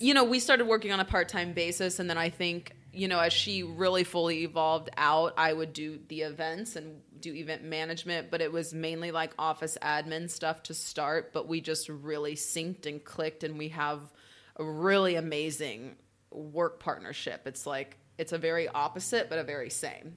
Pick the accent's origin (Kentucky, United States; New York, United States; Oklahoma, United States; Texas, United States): Oklahoma, United States; moved away; I'm from the Midwest